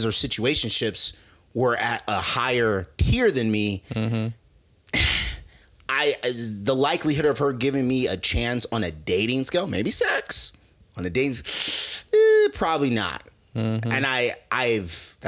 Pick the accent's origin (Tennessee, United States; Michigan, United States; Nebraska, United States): Nebraska, United States; now in Los Angeles, United States; we're from Nebraska, you know, Midwest.